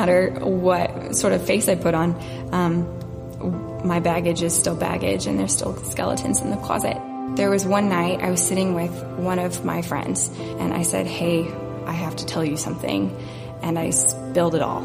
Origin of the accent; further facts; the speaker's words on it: Topeka, Kansas, United States; I grew up here in Topeka